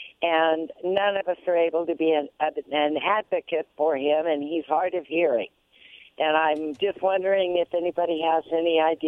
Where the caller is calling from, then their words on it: Pasco, Washington, United States; Sam, I'm calling from Pasco.